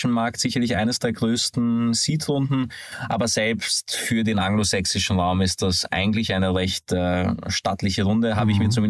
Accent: Hungary; Ich, wie man das vom Namen vielleicht äh, hört, bin aber ein gebürtiger Ungar

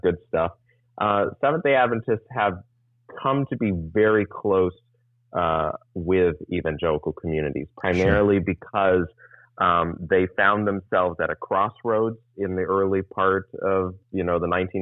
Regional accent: San Diego, California, United States; also born or lived in Texas / Florida; I've lived in Southern California and San Diego County, or San Diego proper, for pretty much from the age of 7 or 8 onwards. So I consider myself a Californian.

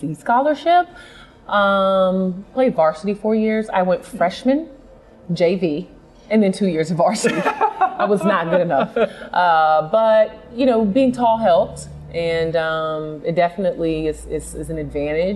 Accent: Alexandria, Virginia, United States; moved away as an adult; also born or lived in Wake Forest, North Carolina; now in Atlanta, United States; I grew up in Alexandria, Virginia, very diverse area.

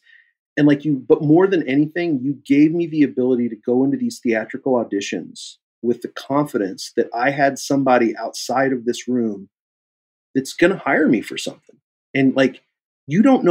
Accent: Kansas City, United States; moved away as an adult; also born or lived in Chicago; I'm from Kansas City

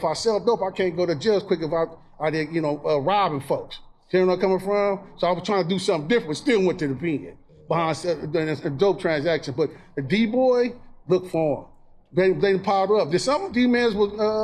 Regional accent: Long Beach, California, United States; I'm original BG from Eastside Long Beach

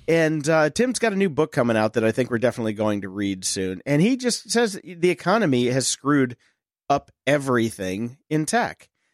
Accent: Pittsburgh, Pennsylvania, United States; my hometown of Pittsburgh, Pennsylvania

